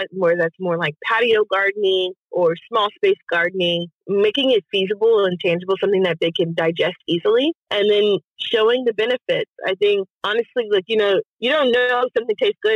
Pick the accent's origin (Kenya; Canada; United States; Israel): United States; Pearland, Texas; now in Houston, United States; I'm from Pearland and I was raised off of Cullen.